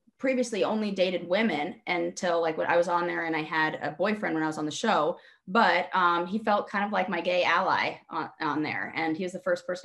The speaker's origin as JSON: {"language": "English", "town": "Los Angeles", "region": "California", "country": "United States", "tie": "born or raised there", "also_born_or_lived": "San Francisco / Brooklyn / England", "moved": "as an adult", "said": "I am born and raised in Los Angeles"}